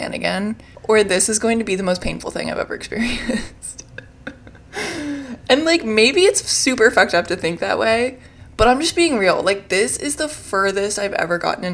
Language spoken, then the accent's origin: English; Richmond, Virginia, United States; moved away as an adult; now in New York, United States; I'm originally from Richmond, Virginia, but I moved to New York at the end of 2020